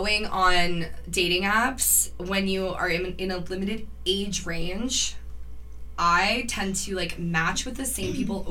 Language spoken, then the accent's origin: English; Cambridge, Ontario, Canada; I don't live in Cambridge, but I was born and raised in Cambridge.